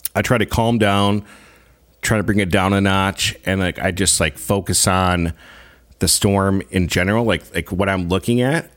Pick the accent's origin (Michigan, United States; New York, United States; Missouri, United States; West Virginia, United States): Michigan, United States; Grand Rapids; moved away as an adult; also born or lived in Greenville, Michigan; now in Saskatchewan, Canada; born and raised in Greenville, Michigan, which is about forty-five minutes away from Grand Rapids